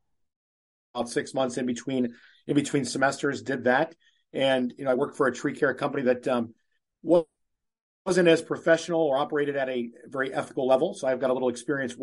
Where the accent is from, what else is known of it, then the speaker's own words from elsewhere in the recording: Cleveland, Ohio, United States; now in New Hampshire, United States; I'm born and raised in Cleveland, Ohio